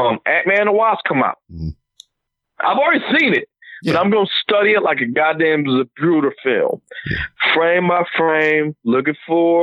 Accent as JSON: {"language": "English", "town": "Detroit", "region": "Michigan", "country": "United States", "said": "I'm Detroit"}